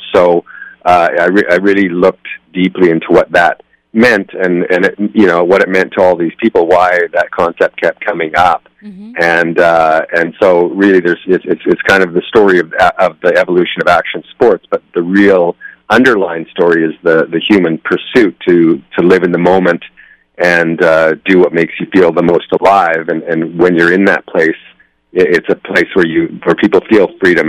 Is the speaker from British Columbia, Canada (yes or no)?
yes; Nelson, British Columbia, Canada; I'm from Nelson, British Columbia. It's in the interior of British Columbia. It's a small town in the mountains there.